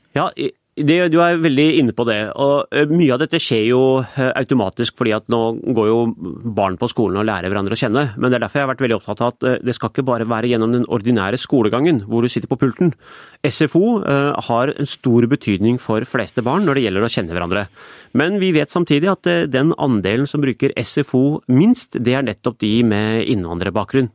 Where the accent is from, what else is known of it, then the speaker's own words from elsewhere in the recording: Oslo, Norway; jeg vokste jo opp i Iladalen